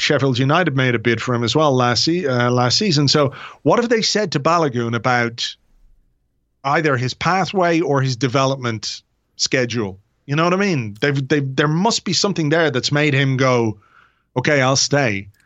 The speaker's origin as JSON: {"language": "English", "country": "Ireland", "said": "I'm an Irish guy"}